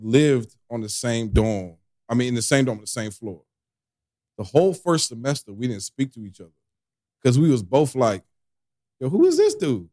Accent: Boston, Massachusetts, United States; I grew up right outside of Boston

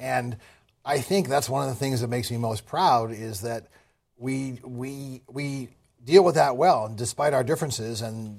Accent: Manhattan, New York, United States; I grew up in Manhattan.

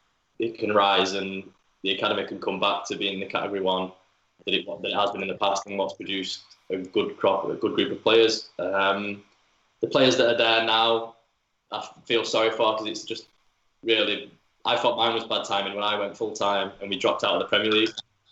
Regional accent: Manchester, North West England, United Kingdom; I grew up a United fan. Yeah, I was from

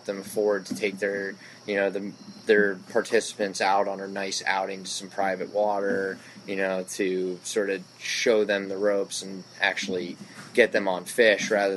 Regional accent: Bethesda, Maryland, United States; I grew up in Bethesda

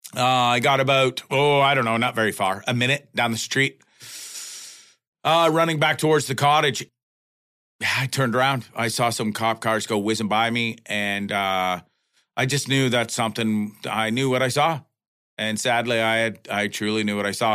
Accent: Canada; as a Canadian and a Canadian citizen

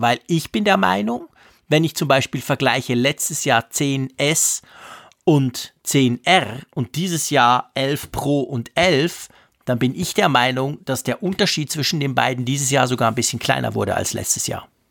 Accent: Switzerland; accent: Swiss German

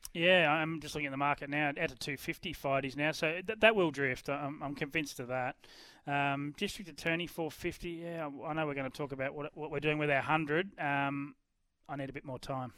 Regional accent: Ballarat, Victoria, Australia; I'm not in my hometown of Ballarat today

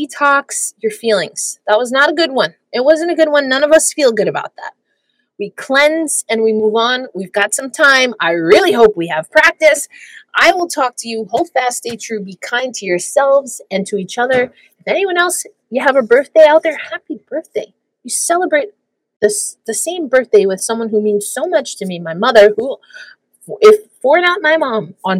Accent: New York City, New York, United States; I'm from one of the five boroughs. I'm not from Long Island. I'm not from New Jersey

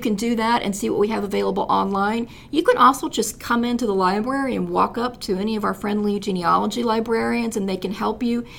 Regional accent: Southern Illinois, United States; also born or lived in Paducah, Kentucky / California; now in Fort Wayne, United States; I'm a native Southern Illinoisan

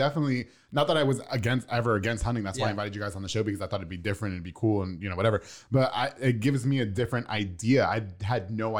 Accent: Long Island, New York, United States; now in Texas, United States; I'm from Long Island, so we have the beach every 15 minutes.

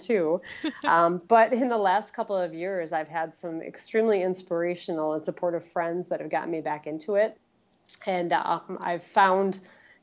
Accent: Wausau, Wisconsin, United States; I'm from Central Wisconsin, right smack dab in the middle, right around Wausau

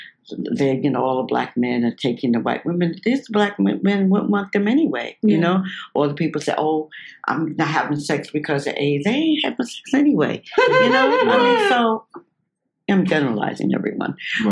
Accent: South Carolina, United States; like we're from South Carolina, trying to make it in the business.

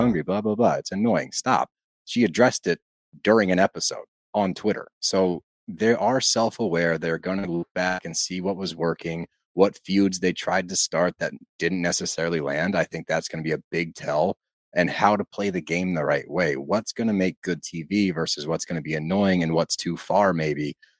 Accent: Philadelphia, Pennsylvania, United States; we're from Philly

